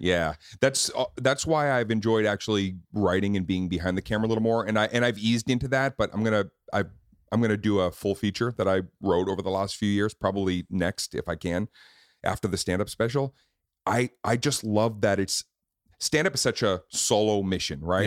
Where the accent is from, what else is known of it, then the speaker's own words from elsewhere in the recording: Boston, Massachusetts, United States; moved away; We filmed it in Boston. I got to produce it in my hometown